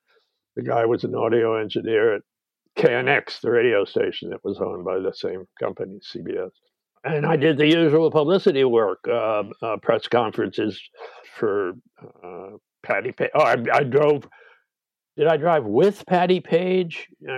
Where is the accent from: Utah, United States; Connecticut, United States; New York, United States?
New York, United States; now in Beverly Hills, United States; And I didn't know how to drive as a New Yorker.